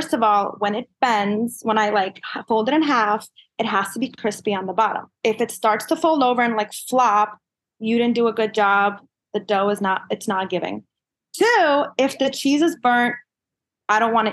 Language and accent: English; New York City, New York, United States; I grew up in the Kensington Flatbush area on Church Avenue, and I lived there till about 14 years old